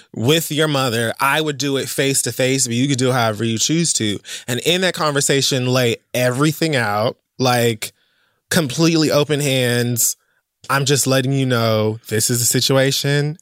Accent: Miami, Florida, United States; I'm from Miami

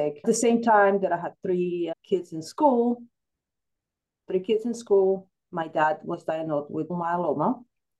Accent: El Salvador; moved away; I grew up in El Salvador

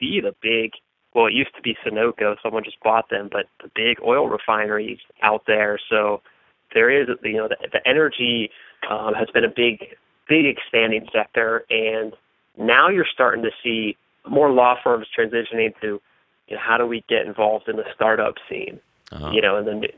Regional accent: Pittsburgh, Pennsylvania, United States; now in Philadelphia, United States; I'm actually from probably the worst place to be coming here because I'm from Pittsburgh

